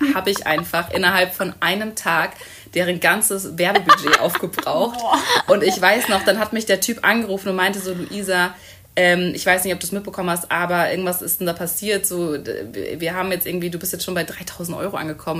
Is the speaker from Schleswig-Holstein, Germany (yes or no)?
no; Hamburg, Germany; moved away as an adult; also born or lived in Munich; Ich komme eigentlich aus Hamburg, bin auch mittlerweile wieder in Hamburg und habe in München studiert